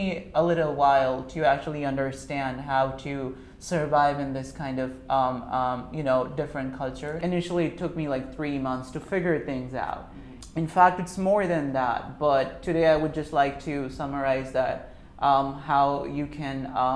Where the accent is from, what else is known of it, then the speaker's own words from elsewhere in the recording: Pakistan; moved away as an adult; now in United States; I am from Pakistan